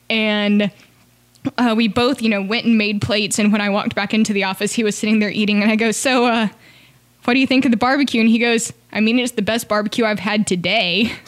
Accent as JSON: {"language": "English", "region": "North Carolina", "country": "United States", "moved": "yes", "said": "I'm originally from North Carolina."}